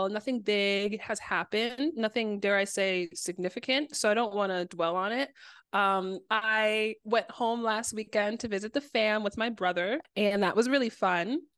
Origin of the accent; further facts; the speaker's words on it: Ohio, United States; now in Chicago, United States; since I grew up in Ohio